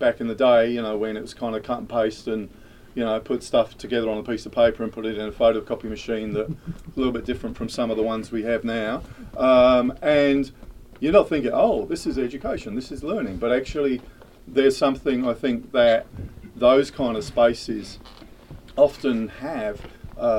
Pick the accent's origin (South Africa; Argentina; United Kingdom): United Kingdom; moved away as an adult; from being a teenager growing up in Thatcher's Britain in the UK